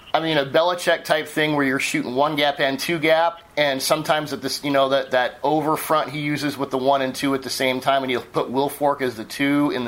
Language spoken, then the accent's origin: English; Seattle, Washington, United States; I'm from Seattle